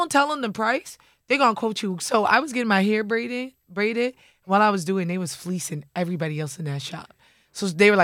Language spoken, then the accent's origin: English; New York, United States; I'm from New York